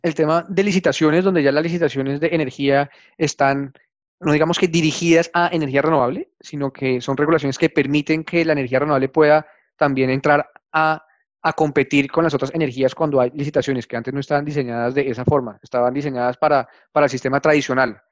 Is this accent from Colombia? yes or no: yes; Colombia; somos todos los colombianos